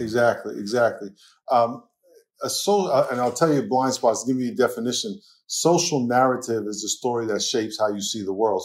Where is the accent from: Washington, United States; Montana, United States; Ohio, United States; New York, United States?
New York, United States; accent: New York; moved away as an adult; now in California, United States; I grew up in New York